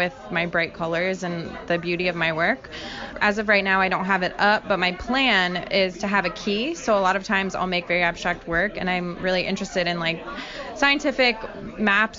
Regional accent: Fort Lauderdale, Florida, United States; I am a visual artist from South Florida. I grew up in Fort Lauderdale

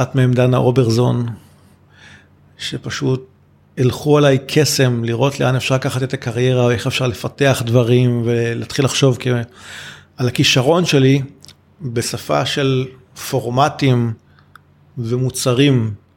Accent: Rishon LeZion, Central District, Israel; אני ילד שגדל בשנות ה-80 בראשון לציון

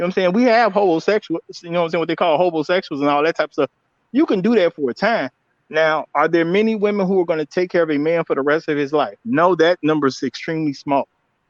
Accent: Chicago, Illinois, United States; I'm from Chicago

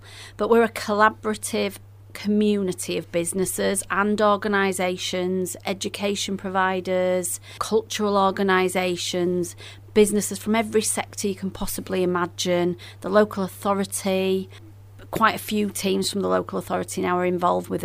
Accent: Castleford, Yorkshire and the Humber, United Kingdom; I'm originally from Castleford

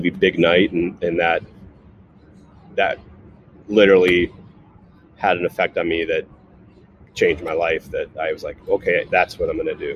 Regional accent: Cleveland, Ohio, United States; also born or lived in Atlanta, Georgia; now in California, United States; I was born in Cleveland, Ohio, you know, in the Midwest and, you know, lower middle class suburb.

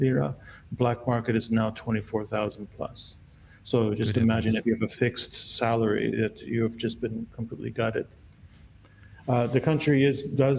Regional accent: United States; moved away as an adult; also born or lived in Czechoslovakia / Canada; now in Lebanon; growing up in the United States.

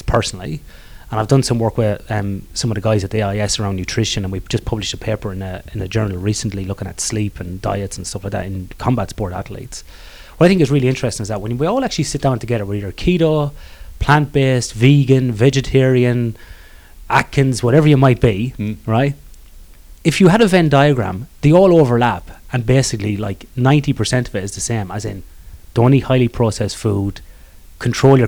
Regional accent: Ireland; I'm Irish

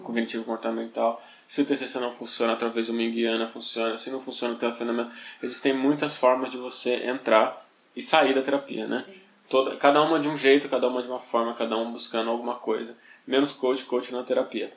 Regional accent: São Paulo, Brazil; Eu sou periférico, eu cresci em Taipas, a minha infância foi Brasilândia, Carumbé, Taipas

